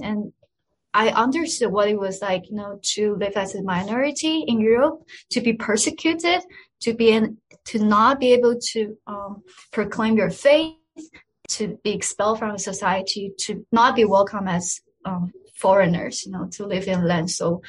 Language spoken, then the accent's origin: English; Pakistan; moved away as an adult; now in Israel; As I said, you know, growing up in Pakistan wasn't easy at all. I felt a lot of sacrifices I had to make, but I was willing to make those sacrifices. And I think the experience of living in Pakistan made me more resilient.